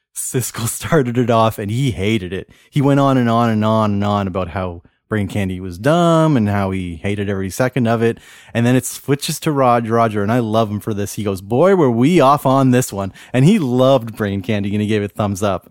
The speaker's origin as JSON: {"language": "English", "town": "Cole Harbour", "region": "Nova Scotia", "country": "Canada", "tie": "born or raised there", "said": "I grew up in Cole Harbor, which is pretty much Dartmouth, Nova Scotia"}